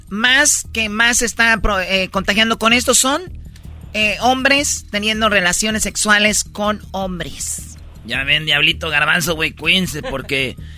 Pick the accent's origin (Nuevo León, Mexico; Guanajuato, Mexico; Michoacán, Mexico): Michoacán, Mexico; como yo soy de Michoacán y nos gusta tomar